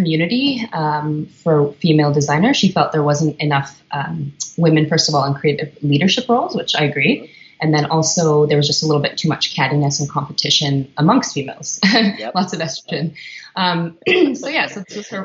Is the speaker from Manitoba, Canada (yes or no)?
yes; Winnipeg, Manitoba, Canada; moved away as an adult; also born or lived in Whistler; now in Vancouver, Canada; I'm originally from Winnipeg